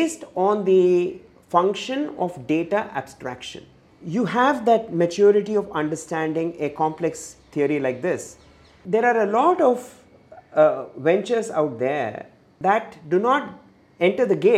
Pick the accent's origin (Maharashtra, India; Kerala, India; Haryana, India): Kerala, India; I come from Kerala.